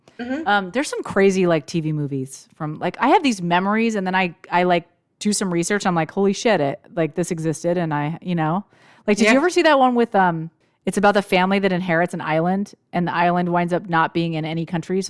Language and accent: English; United States; we didn't see them because we're American